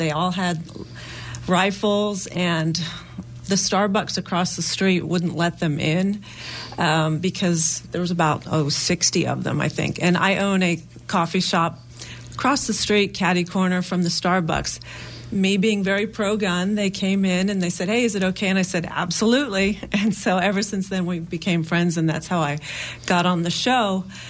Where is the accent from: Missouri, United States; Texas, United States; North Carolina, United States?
North Carolina, United States; Jacksonville; I grew up in Jacksonville, North Carolina.